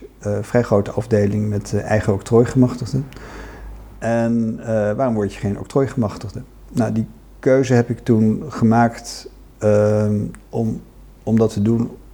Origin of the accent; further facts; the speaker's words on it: Oegstgeest, South Holland, Netherlands; geboren in Oostgeest.